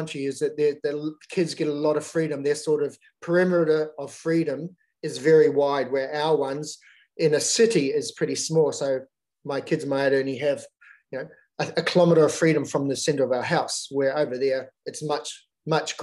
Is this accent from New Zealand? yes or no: yes; New Zealand; moved away as an adult; now in Australia; Growing up in New Zealand, there's such a big outdoors culture